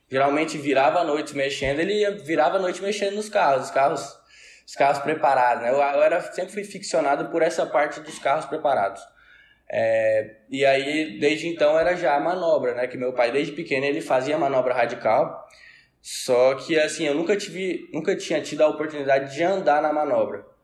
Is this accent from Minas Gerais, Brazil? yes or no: no; Tocantins, Brazil; nasci aqui no Tocantins.